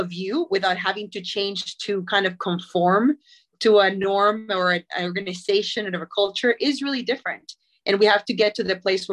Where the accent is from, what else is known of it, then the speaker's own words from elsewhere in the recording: Puerto Rico; moved away as an adult; I am born and raised in Puerto Rico.